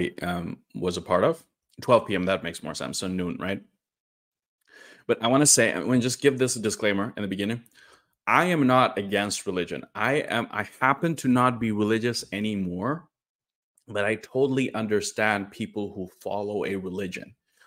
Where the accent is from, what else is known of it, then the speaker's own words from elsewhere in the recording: Northeast India, India; I'm from India, and most people in India are Hindus, but there is a significant Islamic population, especially in the north. And I'm from the northeast part of India.